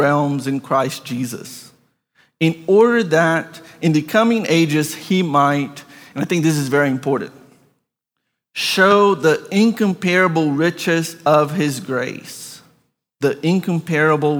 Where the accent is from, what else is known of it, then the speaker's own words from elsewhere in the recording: Brazil; moved away; I grew up in Brazil.